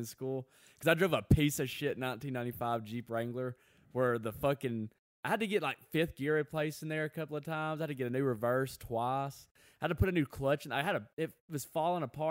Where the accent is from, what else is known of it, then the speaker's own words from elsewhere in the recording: the South, United States; I'm a guy from the South